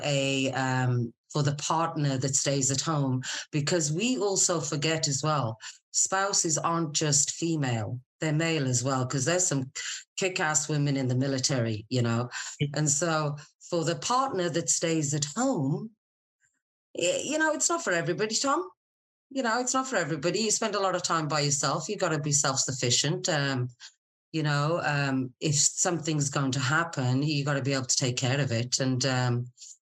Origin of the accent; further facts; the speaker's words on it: Scotland, United Kingdom; moved away as an adult; also born or lived in Wolverhampton, England / Middle East; now in San Diego, United States; I was born in a little place in England called Wolverhampton, and I was there for a very short period of time before the family moved to Scotland. So I normally just tell people Scotland